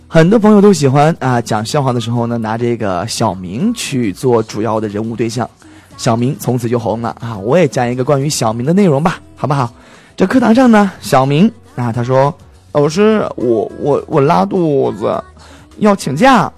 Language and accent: Chinese; Henan, China; 我是河南人